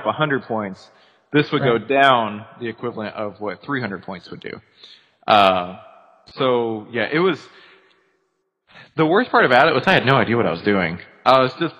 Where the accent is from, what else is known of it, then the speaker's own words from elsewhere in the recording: Dallas, Texas, United States; moved away as an adult; also born or lived in Arkansas; So moved back to Texas. I'm originally from the Dallas area